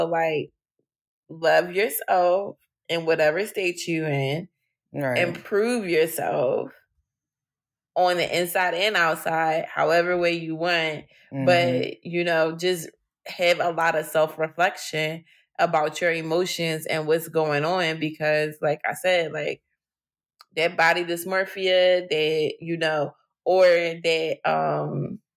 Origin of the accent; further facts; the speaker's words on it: Philadelphia, Pennsylvania, United States; growing up in Philly is not beautiful